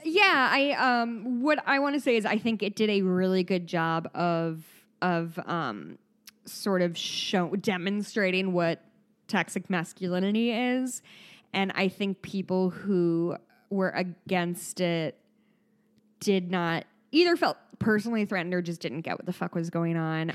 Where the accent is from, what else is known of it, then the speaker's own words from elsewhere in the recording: Midwest, United States; accent: Midwest; my Midwest accent